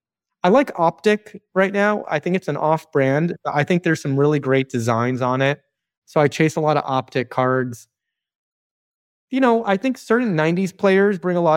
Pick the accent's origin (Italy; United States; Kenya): United States; Chicago, Illinois; Weirdly, I grew up in Chicago and I don't collect Michael Jordan.